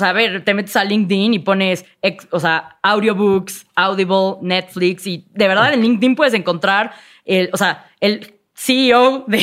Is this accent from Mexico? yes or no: yes; Mexico; I'm an entrepreneur from Mexico, ¿no? Soy emprendedora mexicana.